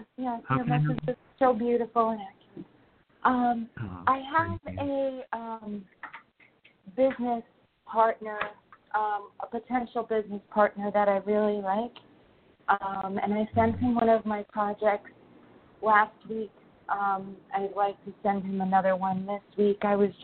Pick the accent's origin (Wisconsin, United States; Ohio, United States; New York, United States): New York, United States; Sure. I'm from New York.